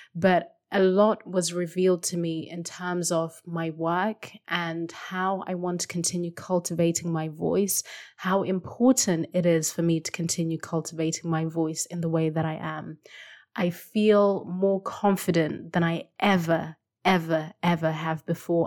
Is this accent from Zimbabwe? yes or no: yes; Zimbabwe; first language Shona; English is a second language; moved away; I still speak my language, I mean, it's my first language, Shona